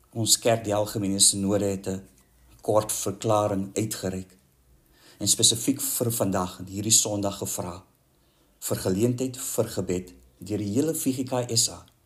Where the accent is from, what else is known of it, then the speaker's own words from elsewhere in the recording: South Africa; ons as Suid-Afrikaners